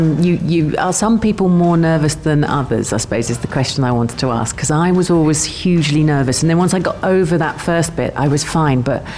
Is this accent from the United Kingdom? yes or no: yes; London, United Kingdom; now in Sharjah, United Arab Emirates; if you head to London, you're going to have a brilliant time because that's my hometown.